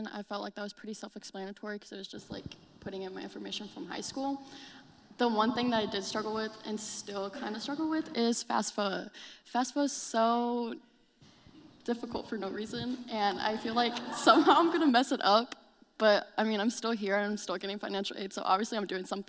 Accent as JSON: {"language": "English", "town": "Elkhart", "region": "Indiana", "country": "United States", "said": "I'm a junior from Elkhart, Indiana"}